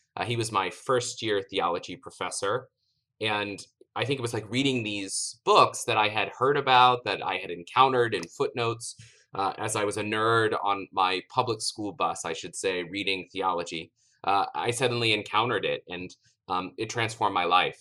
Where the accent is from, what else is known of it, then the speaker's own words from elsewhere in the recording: East Tennessee, United States; moved away as an adult; also born or lived in Notre Dame, Indiana; I grew up in East Tennessee, and there were very few Catholic schools in East Tennessee